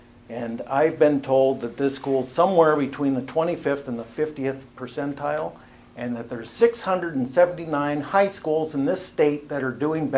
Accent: Sac City, Iowa, United States; born or raised there

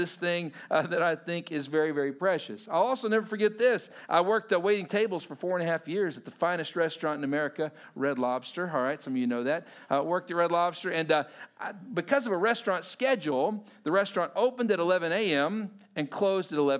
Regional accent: Texas, United States; as a Texan, you know, living in suburban Texas

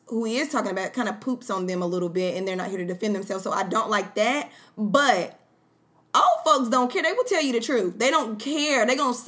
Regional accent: small town about 20 minutes from Tryon, North Carolina, United States; moved away; which is about 20 minutes from my hometown

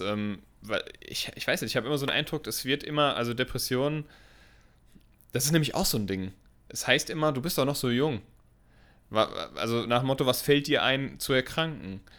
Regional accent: Germany; Ist das hier nur bei uns in Deutschland so?

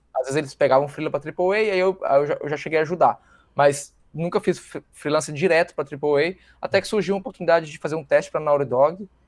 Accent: Minas Gerais, Brazil; moved away as an adult; also born or lived in São Paulo; sou de Minas, fui para São Paulo

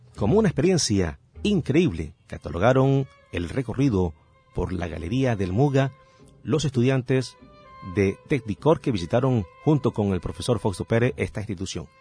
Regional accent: Galapa, Atlántico, Colombia; somos de aquí, del Atlántico, de Galapa

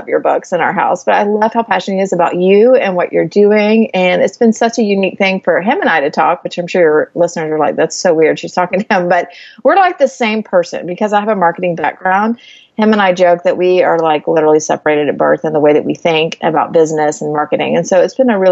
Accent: Georgia, United States; moved away as an adult; also born or lived in Florida; now in Texas, United States; we've lived in Georgia

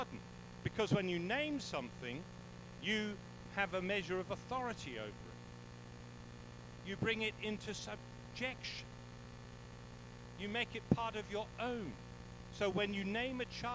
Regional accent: England, United Kingdom; now in South Africa; I'm English

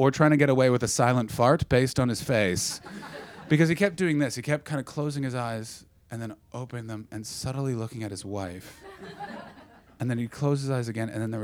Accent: Ottawa, Ontario, Canada; moved away; my hometown of Ottawa

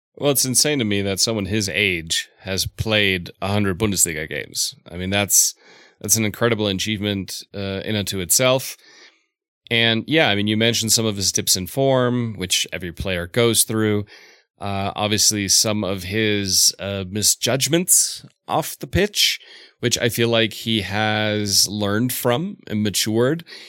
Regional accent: Southeast, United States; I grew up in the Southeast

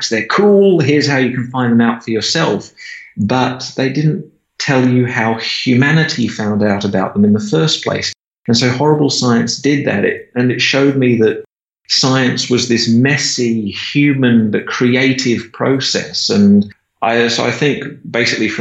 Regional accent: Perth, Western Australia, Australia; So I grew up in Perth, Western Australia. I've pretty much lived here all my life.

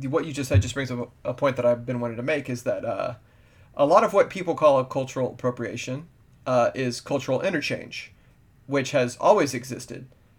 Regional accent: South Texas, United States; I grew up in South Texas. South Texas culture is Mexican-American culture.

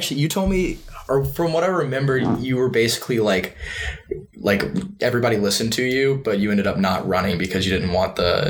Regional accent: the South, United States; moved away as an adult; also born or lived in Pennsylvania; I did live the South. I'm originally from the South, and I consider myself a Southerner.

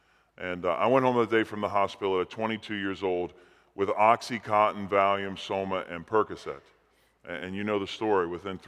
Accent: New Orleans, Louisiana, United States; I was actually raised in New Orleans, Louisiana. I was born and raised in New Orleans, and I was Roman Catholic, half Italian.

